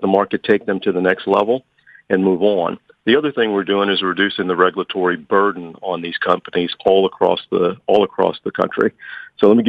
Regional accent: Louisiana, United States; moved away; I grew up in Louisiana

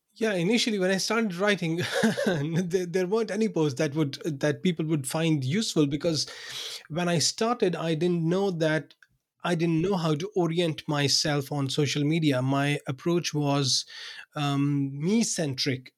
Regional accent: Pakistan; English is a second language; moved away as an adult; also born or lived in Binghamton, New York, United States; now in Odense, Denmark; I was born in Pakistan. I worked there for um, you know for the first 30 32 years of my life

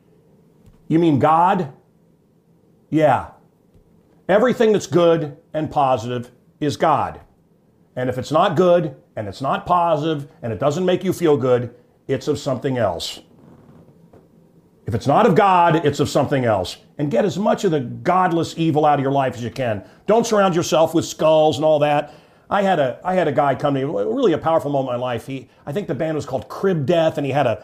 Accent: Suicide Falls, Missouri, United States; now in North Shore of Chicago, United States; I come from Suicide Falls, Missouri

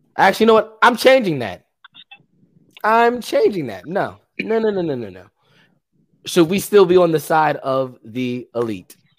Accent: Baltimore, Maryland, United States; We're from Baltimore.

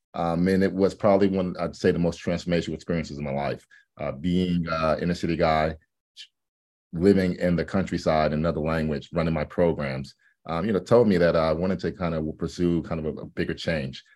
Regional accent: New York City, New York, United States; moved away as an adult; also born or lived in Atlanta, Georgia; now in Los Angeles, United States; I'm from New York City, um, but obviously I live in L A now. And, um, the New York experience growing up

